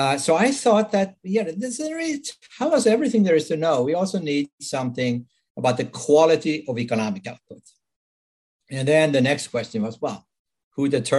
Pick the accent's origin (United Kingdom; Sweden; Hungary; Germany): Sweden; English is a second language; now in United States; As you can probably tell from my accent, I wasn't born in this country. I'm Swedish originally. I've been living in the United States for quite some time now.